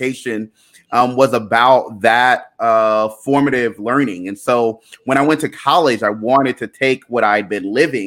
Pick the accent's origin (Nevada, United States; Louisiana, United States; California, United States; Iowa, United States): Louisiana, United States; Baton Rouge; also born or lived in Liberia; I was born in Liberia, West Africa. My family immigrated here during our Civil War. I grew up in Baton Rouge, Louisiana.